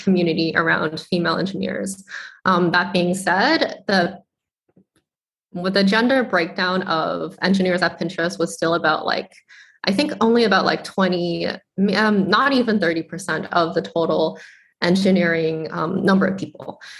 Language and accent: English; Boston, Massachusetts, United States; i am a chinese american immigrant I grew up in Boston, Massachusetts